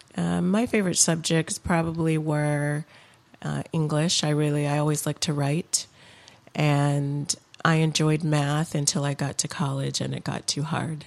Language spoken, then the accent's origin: English; Lansing, Michigan, United States; also born or lived in Los Angeles; I spent most of my childhood in and around Lansing, Michigan, Um, but my parents did move us to Los Angeles for about three years while I was in elementary school.